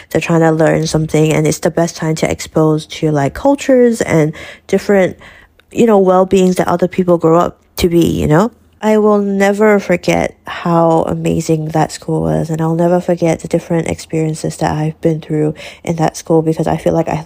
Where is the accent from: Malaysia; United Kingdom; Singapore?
Malaysia; But I'm still Malaysian and I'm still from Malaysia, so I really just want people to just let that move past.